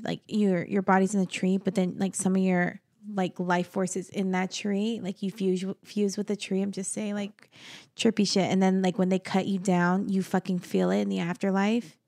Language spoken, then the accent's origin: English; New Mexico, United States; now in Arizona, United States; in my hometown, all my family are buried in the same cemetery